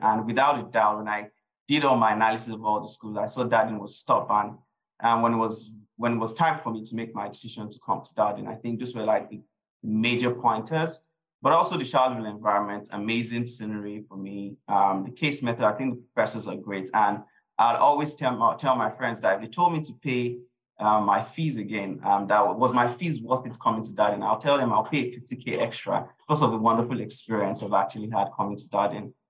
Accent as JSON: {"language": "English", "country": "Nigeria", "tie": "born or raised there", "also_born_or_lived": "United Kingdom", "moved": "as an adult", "said": "I grew up in Nigeria um, for the early part of my life, um, really enjoyed my experience being in Nigeria"}